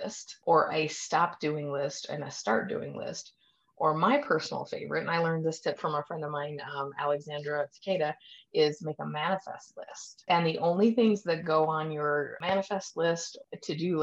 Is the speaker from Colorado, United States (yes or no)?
yes; Colorado, United States; we are from Colorado